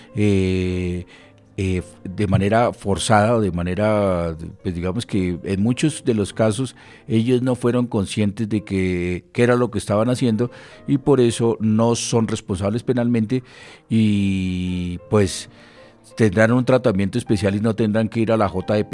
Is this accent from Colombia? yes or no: yes; Colombia; como ciudadanos y como colombianos